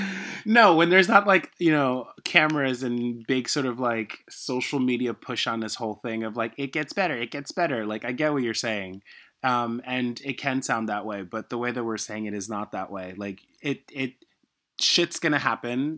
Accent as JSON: {"language": "English", "country": "United States", "tie": "born or raised there", "also_born_or_lived": "Haiti", "said": "even though I was growing up in America, I was still in a Haitian"}